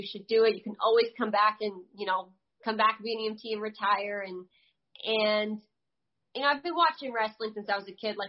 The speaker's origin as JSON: {"language": "English", "region": "New Jersey", "country": "United States", "tie": "born there", "said": "I was born in Jersey. Mom and dad are from Jersey."}